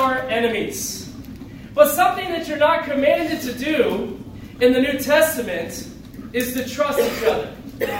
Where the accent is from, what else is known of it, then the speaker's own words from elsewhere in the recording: Syracuse, New York, United States; moved away as an adult; also born or lived in Chicago / California; now in Seattle, United States; I grew up in Syracuse, New York.